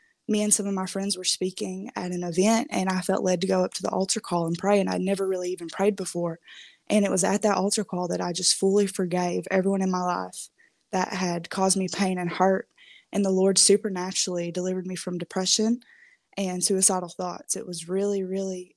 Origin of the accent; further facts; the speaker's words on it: Kentucky, United States; moved away as an adult; also born or lived in Minnesota; I'm from Kentucky, but I went to college in Minnesota.